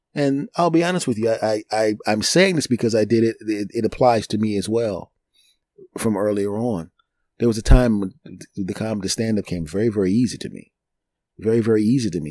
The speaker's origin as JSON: {"language": "English", "town": "Philadelphia", "region": "Pennsylvania", "country": "United States", "tie": "born or raised there", "also_born_or_lived": "New York", "moved": "yes", "said": "my hometown of Philadelphia"}